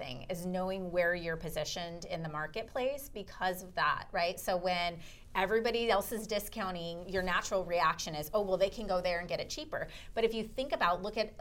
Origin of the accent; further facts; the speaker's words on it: Orange County, California, United States; I'm from Orange County, so in Newport